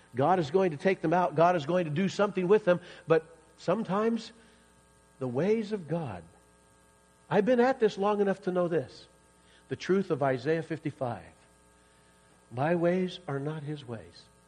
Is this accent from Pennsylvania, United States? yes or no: no; Iowa, United States; moved away as an adult; also born or lived in Kansas / Missouri; now in Colorado, United States; I grew up in Iowa